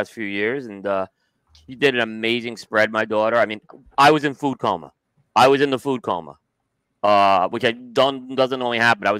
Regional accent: New York City, New York, United States; moved away; Looking to buy the house I was born in Brooklyn.

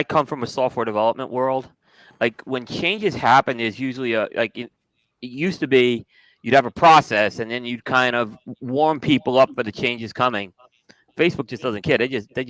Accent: New York, United States; moved away; I grew up in New York.

